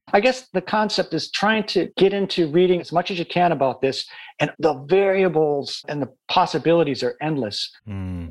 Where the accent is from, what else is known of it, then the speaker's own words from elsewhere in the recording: Midwest, United States; now in United Kingdom; I come from the Midwest and you know, I grew up in areas where you didn't lock your doors